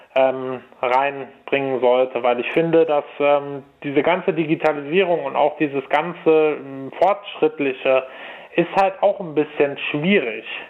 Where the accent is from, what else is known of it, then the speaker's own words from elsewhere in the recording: Cologne, North Rhine-Westphalia, Germany; Ich komme ja aus Köln